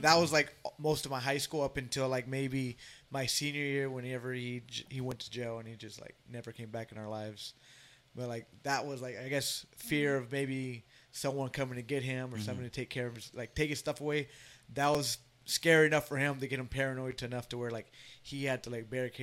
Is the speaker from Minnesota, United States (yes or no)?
no; Dallas, Texas, United States; I grew up in Oak Cliff